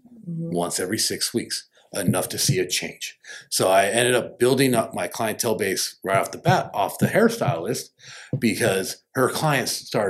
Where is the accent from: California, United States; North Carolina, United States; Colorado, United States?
California, United States; Rancho Cucamonga; I'm from the Inland Empire Ranch, Cucamonga.